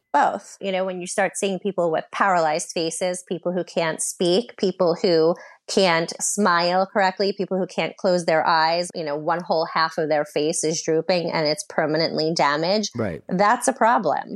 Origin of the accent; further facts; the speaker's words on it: New York, United States; I am from New York. My training is from New York